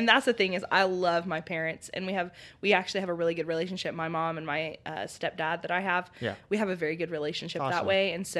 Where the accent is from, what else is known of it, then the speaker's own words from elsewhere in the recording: Oklahoma, United States; also born or lived in Louisiana; I'm actually from Oklahoma, but then we moved to Louisiana because that's where my biological dad's family.